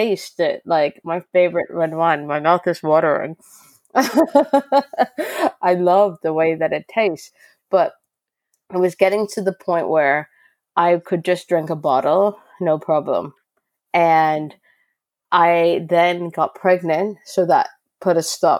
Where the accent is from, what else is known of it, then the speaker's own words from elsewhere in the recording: Canada; moved away as an adult; now in United Kingdom; I'm Canadian